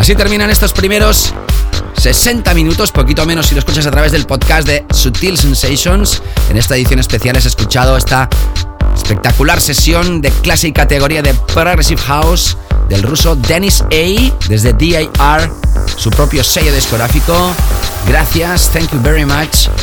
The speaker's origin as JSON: {"language": "Spanish", "town": "Barcelona", "region": "Catalonia", "country": "Spain", "tie": "born or raised there", "said": "soy residente semanal en mi ciudad natal. Hablamos de The Family Music Club en Barcelona"}